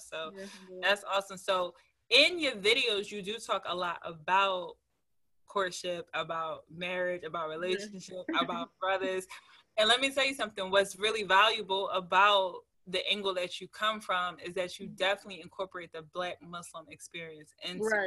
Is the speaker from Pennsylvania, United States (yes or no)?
yes; Philadelphia, Pennsylvania, United States; I'm from Philly